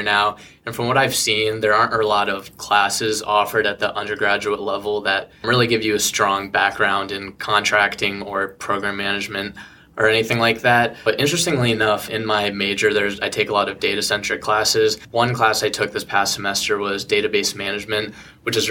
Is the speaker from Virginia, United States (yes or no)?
yes; Arlington, Virginia, United States; also born or lived in Iowa; I grew up in Arlington. I've lived there my whole life